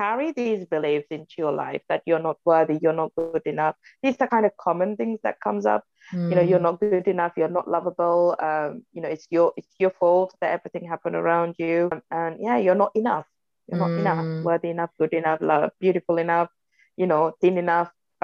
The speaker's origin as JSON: {"language": "English", "country": "Sri Lanka", "tie": "born or raised there", "second_language": "English", "moved": "as an adult", "said": "where I'm from, I was born and raised in Sri Lanka. I left Sri Lanka 13 years ago, so I was 28"}